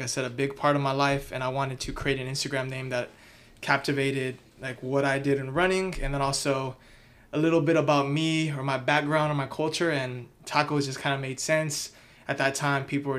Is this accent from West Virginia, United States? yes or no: no; Houston, Texas, United States; moved away as an adult; now in Austin, United States; I grew up in Southeast Houston, and I was in Houston most of my life until I moved to Austin to do what I'm doing now.